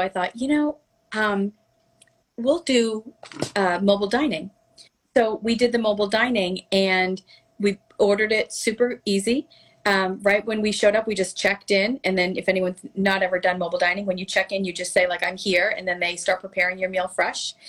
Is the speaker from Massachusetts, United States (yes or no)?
yes; Melrose, Massachusetts, United States; also born or lived in Boston; now in Florida, United States; My hometown of Melrose, Massachusetts is very Victorian